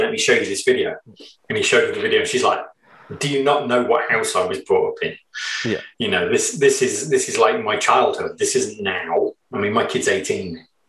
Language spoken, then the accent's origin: English; England, United Kingdom; we're English